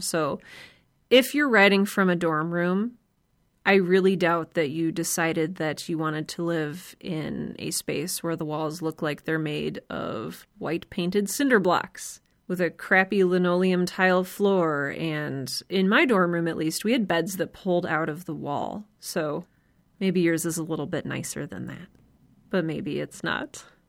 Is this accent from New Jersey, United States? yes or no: no; Cleveland, Ohio, United States; I grew up in Cleveland